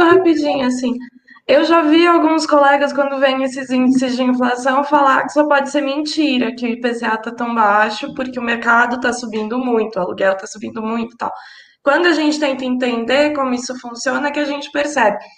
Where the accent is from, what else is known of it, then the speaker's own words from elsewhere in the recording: São Paulo, Brazil; eu sou aqui de São Paulo